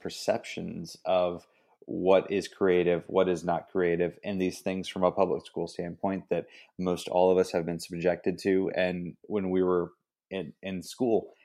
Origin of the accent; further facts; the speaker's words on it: Ingram, Texas, United States; the town I grew up in was, like, Ingram